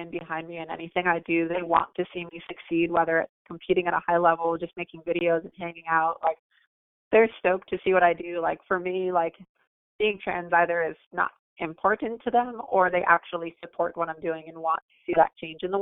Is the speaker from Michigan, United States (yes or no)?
no; Lake Park, Florida, United States; also born or lived in Orlando, Florida; I grew up in Lake Park, Florida, the West Palm Beach area. I've lived here more or less my whole life.